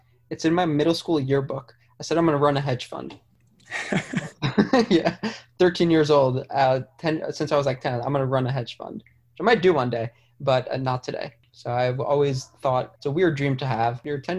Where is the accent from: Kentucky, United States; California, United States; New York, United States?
New York, United States; New York City; I grew up in New York. I grew up in Manhattan. I spent my whole life, grew up on the Upper West Side, went to school on the Upper East Side at a Jewish private school, pretty insular circle my entire life.